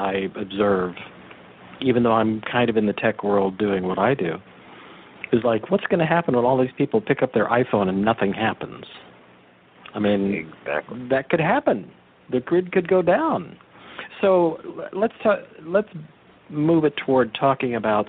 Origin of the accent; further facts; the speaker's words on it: Big Sur, California, United States; I grew up in the Big Sur area